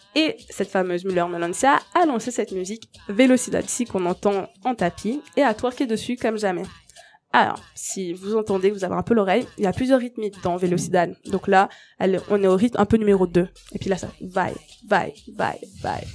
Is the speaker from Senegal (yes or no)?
no; Mauritius; Je viens de l'île Maurice